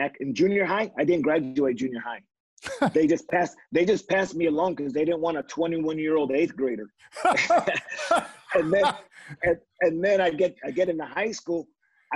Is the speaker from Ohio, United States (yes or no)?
no; California, United States; growing up in California, I'm a Mexican. My father, his family came out of Mexico